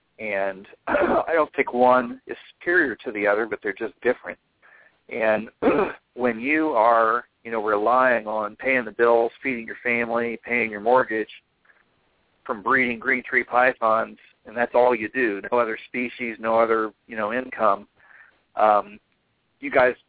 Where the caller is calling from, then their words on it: Kansas City, Missouri, United States; Kansas City, Missouri. So it's almost 11.